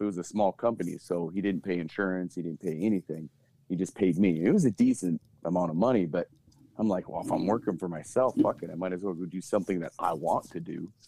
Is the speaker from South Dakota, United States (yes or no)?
yes; Mitchell, South Dakota, United States; also born or lived in Twin Cities, Minnesota; now in Roseau, United States; I'm originally from Mitchell, South Dakota